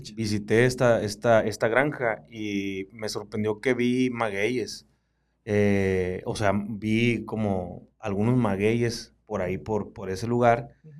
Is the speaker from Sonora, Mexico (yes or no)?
yes; Baviácora, Sonora, Mexico; los chiltepineros de Baviácora